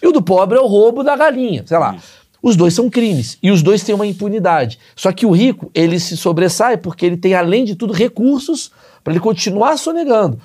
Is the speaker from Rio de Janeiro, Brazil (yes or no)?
yes; Rio de Janeiro, Brazil; Eu, eu nasci no Rio de Janeiro